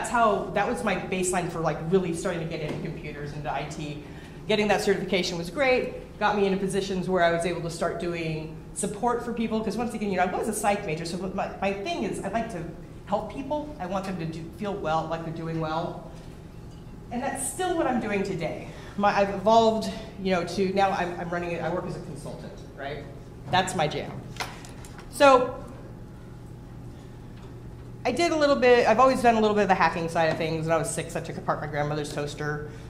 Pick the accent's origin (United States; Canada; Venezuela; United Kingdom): United States; Los Angeles, California; Um, I'm originally from the Los Angeles area, and I went to uh, I was a psych major in college.